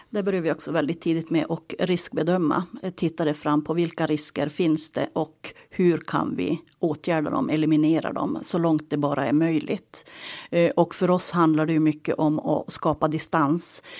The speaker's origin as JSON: {"language": "Swedish", "area": "Tornedalen, Haparanda Municipality", "region": "Norrbotten County", "country": "Sweden", "tie": "born or raised there", "said": "Uppvuxen i Tornedalen, Haparanda kommun, i en liten by tre mil utanför eh, Kattilasori Leipjärvi, mina hemtrakter."}